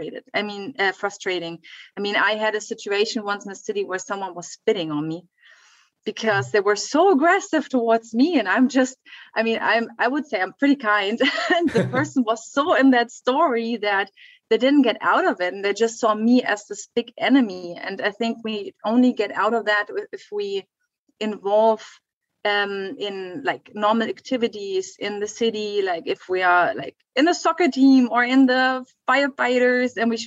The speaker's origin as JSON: {"language": "English", "region": "western Germany", "country": "Germany", "tie": "born or raised there", "said": "I was growing up in Western Germany"}